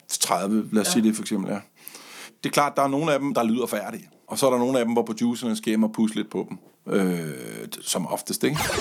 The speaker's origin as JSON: {"language": "Danish", "area": "Funen", "region": "Southern Denmark", "country": "Denmark", "said": "har stået i læsen i en radio-tv-butik på Fyn, hvor jeg kommer fra"}